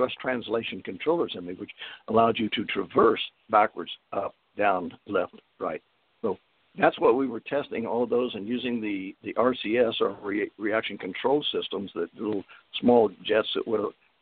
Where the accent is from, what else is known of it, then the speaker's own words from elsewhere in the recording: San Antonio, Texas, United States; October 1942 at Fort Sam Houston, San Antonio, San Antonio, New Mexico, Texas. I'm sorry, Texas. I'm a Texan, I guess.